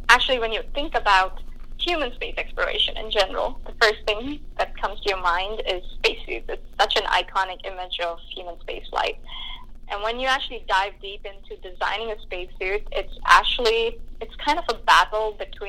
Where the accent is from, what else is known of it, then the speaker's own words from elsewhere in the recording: India; moved away; I grew up in India